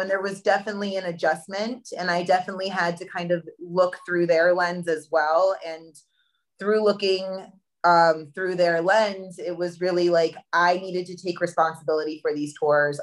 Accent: Hunter, New York, United States; I grew up in a small town in upstate New York called Hunter Mountain.

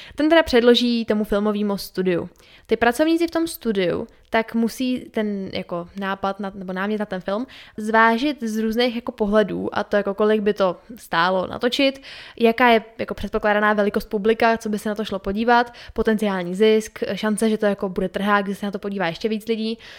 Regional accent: Czechia; u nás v Čechách

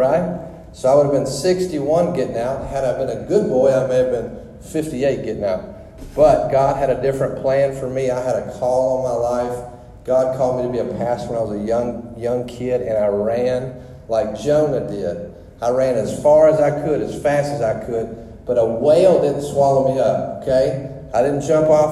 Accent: Louisiana, United States; moved away as an adult; I'm from Louisiana

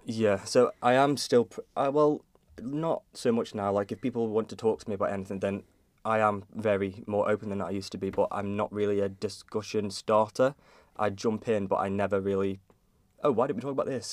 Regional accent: Kirk Michael, Isle of Man; I grew up in Kirkmichael, and I'm s, that's where I currently am now

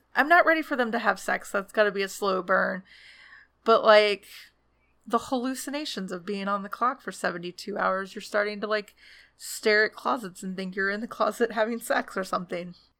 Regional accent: Atlanta, Georgia, United States; Atlanta's my hometown

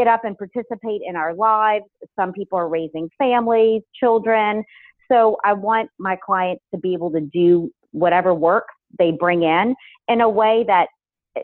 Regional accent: New Orleans, Louisiana, United States; moved away as an adult; also born or lived in Los Angeles; to come out to Los Angeles from being born and raised in New Orleans

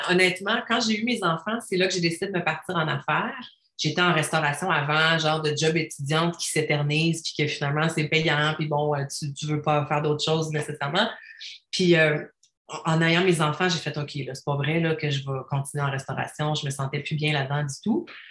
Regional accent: Quebec City, Quebec, Canada; now in Estrie, Canada; je viens de Québec.

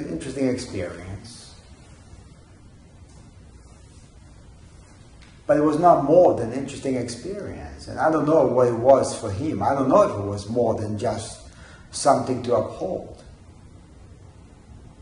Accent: Israel; I remember growing up in Israel

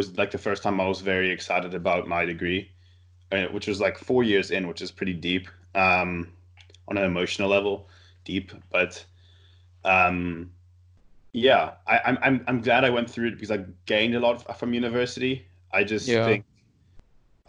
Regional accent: South Africa; moved away as an adult; now in Canada; I did my studying in South Africa, all my schooling in South Africa, and I now moved back to Canada to find work

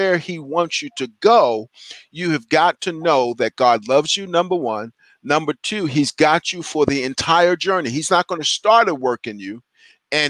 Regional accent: New York City, New York, United States; my journey started when I was 14 years old, growing up in Brooklyn, New York

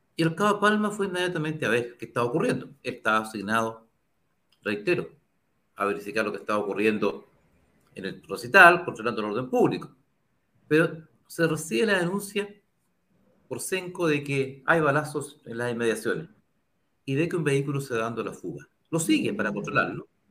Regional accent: Chile

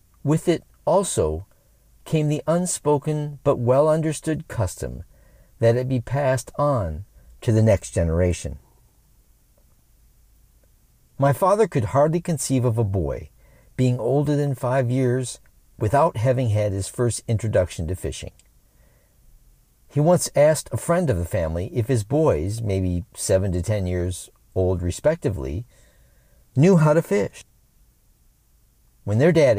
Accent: Lansing, Michigan, United States; born and raised in Lansing, Michigan

